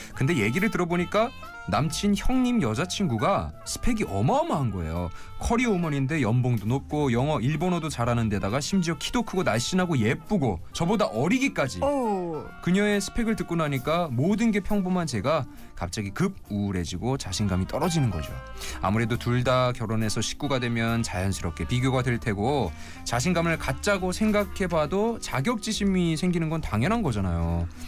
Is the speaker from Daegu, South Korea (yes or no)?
no; Yeongwol, Gangwon, South Korea; moved away; 어릴 때 여기서 태어나고 자랐는데